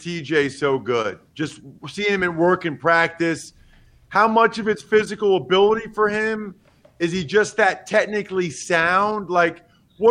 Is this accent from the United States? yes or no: yes; near Philadelphia, Pennsylvania, United States; now in central Pennsylvania, United States; I'm from Pennsylvania. So I'm from closer to Philly, but now I live in central PA